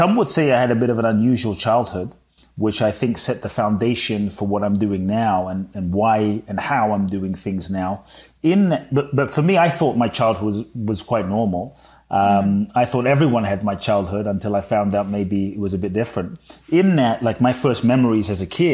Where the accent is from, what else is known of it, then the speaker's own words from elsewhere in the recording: London, United Kingdom; moved away as an adult; also born or lived in Ghana / Mexico; now in United States; I was born in Ghana, West Africa. And my father's from Ghana. My mother's Japanese. I grew up in London.